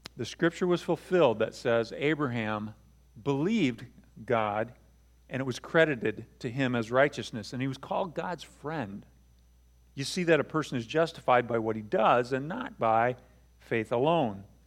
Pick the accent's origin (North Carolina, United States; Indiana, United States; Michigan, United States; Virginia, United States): Michigan, United States; Buchanan; I grew up in Buchanan, but I have some roots in South Bend on my mom's side